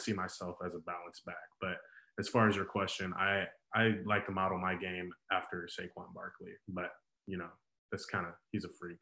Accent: Chicago, Illinois, United States; also born or lived in Terre Haute, Indiana; I grew up really in Chicago a lot, and I was I, I live in the suburbs now, but I've spent uh, damn near my whole life in Chicago

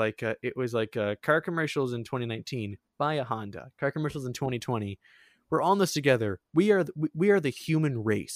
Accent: Sarnia, Ontario, Canada; I hate my hometown.

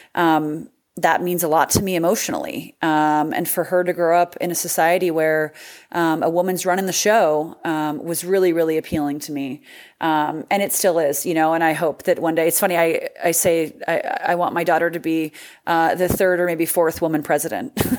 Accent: California, United States; I'm born and raised in California

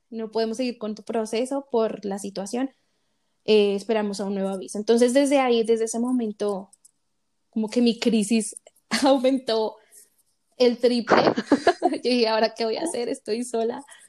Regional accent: Bogotá, Colombia; moved away as an adult; now in Colorado, United States; Yo nací en Colombia, en la ciudad de Bogotá, tengo 27 años. Actualmente estoy viviendo en Estados Unidos, en el estado de Colorado.

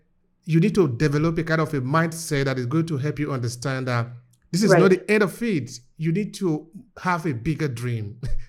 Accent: Nigeria; now in Italy; I'm coming from Nigeria, I'm living in Italy.

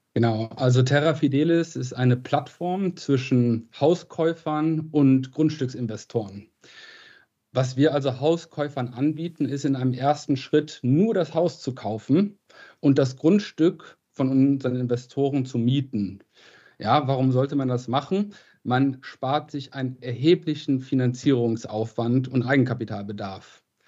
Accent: Krefeld, North Rhine-Westphalia, Germany; moved away; also born or lived in Boston / Oxford / Madrid; Ich komme aus Krefeld, äh, bin Geschäftsführer

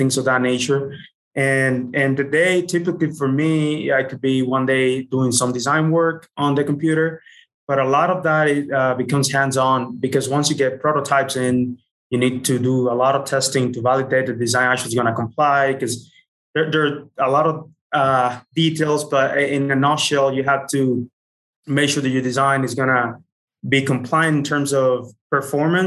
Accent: Dominican Republic; moved away as an adult; also born or lived in Utah; I was born and raised in the Dominican Republic

